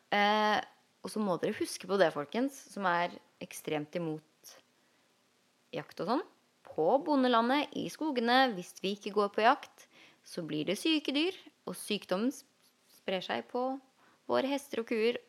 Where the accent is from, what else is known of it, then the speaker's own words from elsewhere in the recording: Norway; en jeg vokste opp med i Jarmark